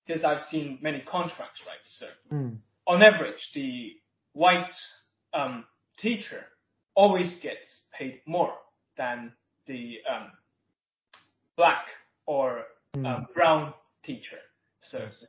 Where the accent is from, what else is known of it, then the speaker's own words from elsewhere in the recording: Hong Kong; moved away as an adult; now in China; I grew up in Hong Kong, and I studied until high school.